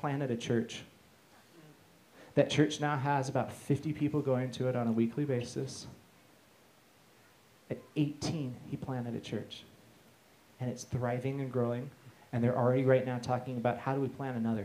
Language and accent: English; United States; being American